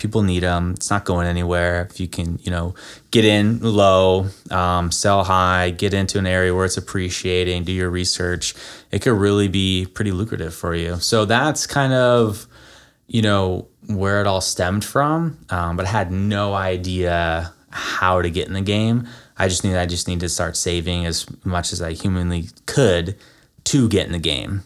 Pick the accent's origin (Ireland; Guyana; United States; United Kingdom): United States; Florida; moved away; also born or lived in Nevada / San Francisco; I grew up in Florida